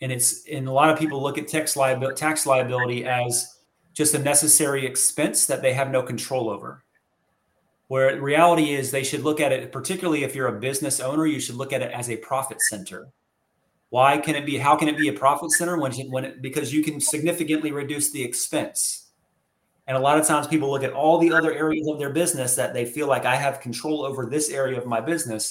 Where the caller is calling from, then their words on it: Chiefland, Florida, United States; North Florida, actually a little town called Chiefland, Florida, just west of Gainesville.